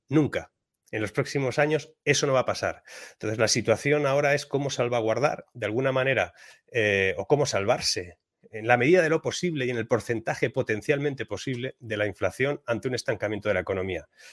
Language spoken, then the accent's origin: Spanish; Spain; en mi país, en España